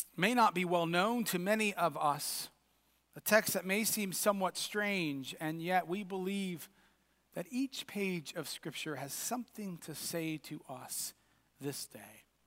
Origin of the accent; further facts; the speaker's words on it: United States; us as American Christians